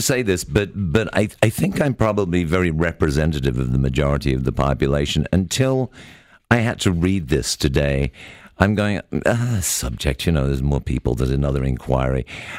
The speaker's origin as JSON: {"language": "English", "country": "Canada", "said": "as Canadians"}